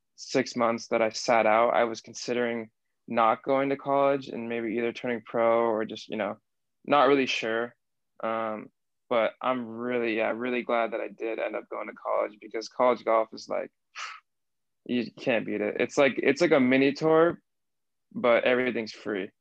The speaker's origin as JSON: {"language": "English", "town": "Seattle", "region": "Washington", "country": "United States", "tie": "born or raised there", "also_born_or_lived": "Bristol, England", "accent": "American", "said": "I grew up in Seattle"}